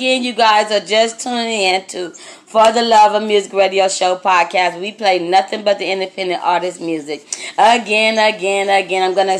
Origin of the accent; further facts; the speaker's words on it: Austin, Texas, United States; I am from Austin, Texas. I am a country woman.